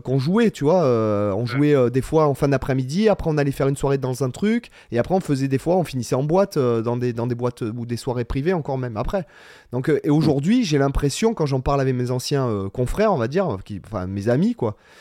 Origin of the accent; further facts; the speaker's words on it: Toulon, Provence-Alpes-Côte d'Azur, France; now in Spain; je suis de Toulon